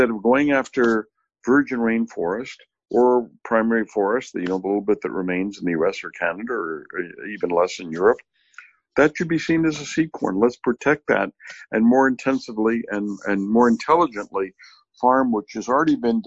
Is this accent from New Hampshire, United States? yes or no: no; New Orleans, Louisiana, United States; when I was a kid growing up in New Orleans in the 60s